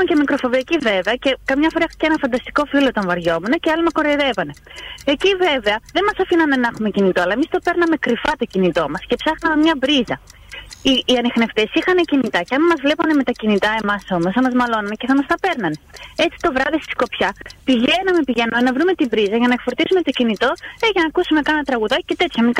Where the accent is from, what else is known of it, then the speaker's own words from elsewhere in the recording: Metalliko, Central Macedonia, Greece; το μεταλλικό στο Κυλκή.